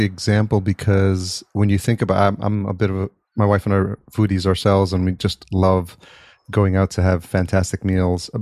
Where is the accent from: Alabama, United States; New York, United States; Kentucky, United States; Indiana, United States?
New York, United States; Yonkers; moved away as an adult; also born or lived in Atlanta; now in Los Angeles, United States; I grew up in Yonkers